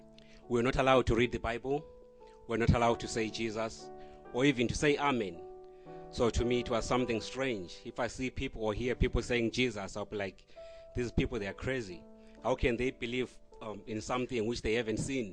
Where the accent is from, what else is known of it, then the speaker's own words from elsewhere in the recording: Zimbabwe; moved away; I am original from Zimbabwe, which is a country south in the southern of Africa